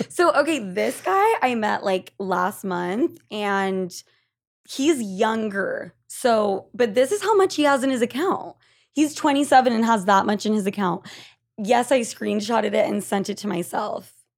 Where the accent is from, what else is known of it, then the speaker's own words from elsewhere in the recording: Argentina; I'm from Argentina